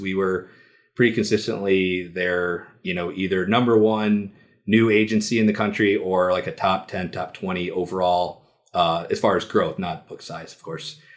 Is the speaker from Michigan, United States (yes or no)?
yes; Detroit, Michigan, United States; I'm from Detroit